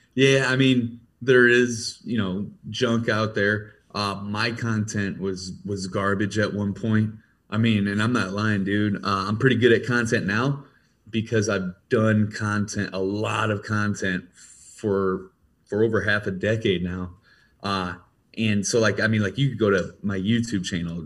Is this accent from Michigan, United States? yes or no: no; Ferguson, Missouri, United States; I grew up in Ferguson, Missouri.